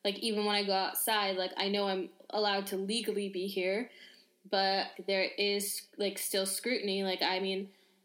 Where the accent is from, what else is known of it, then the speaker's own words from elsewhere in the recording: New York City, New York, United States; moved away as an adult; now in Paris, France; I'm from New York.